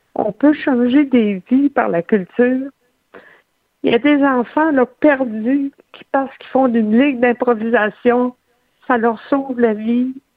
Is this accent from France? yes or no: no; Saguenay, Quebec, Canada; moved away; Je suis euh, à notre chalet au Saguenay. Moi, j'ai fait effectuer un retour aux sources après avoir été 20 ans en esprit. Je suis de retour dans ma région natale.